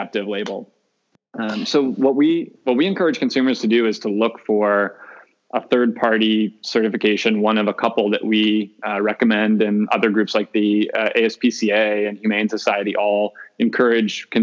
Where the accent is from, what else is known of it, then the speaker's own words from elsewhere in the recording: outside of Chicago, Illinois, United States; I grew up outside of Chicago. I grew up in the Midwest, eating a real traditional Midwest diet